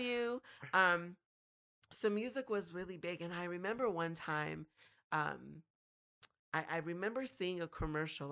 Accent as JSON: {"language": "English", "town": "Minneapolis–Saint Paul", "region": "Minnesota", "country": "United States", "tie": "born or raised there", "said": "growing up was, I guess, all right in the Twin Cities"}